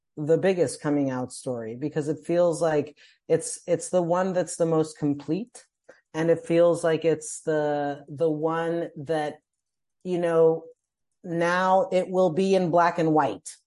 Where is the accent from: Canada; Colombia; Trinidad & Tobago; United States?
Colombia; moved away as an adult; I'm from Columbia, South America, so I went home